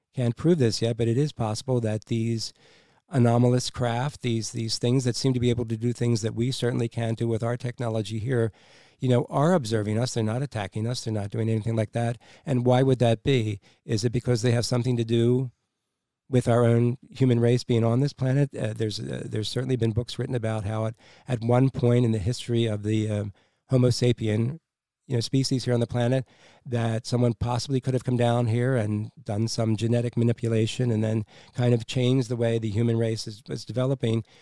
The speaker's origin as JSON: {"language": "English", "country": "United States", "said": "Since we're the American people and the American taxpayers"}